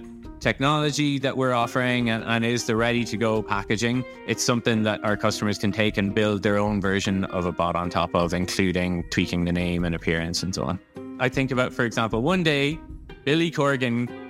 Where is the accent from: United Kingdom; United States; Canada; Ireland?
Ireland; I'm Irish